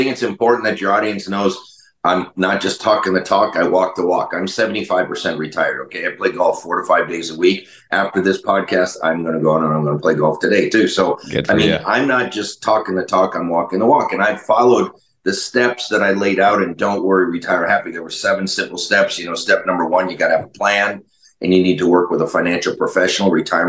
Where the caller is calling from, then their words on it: Mesa, Arizona, United States; Oh, I'm in Mesa, Arizona, and I'll be moving up to Flagstaff here this weekend.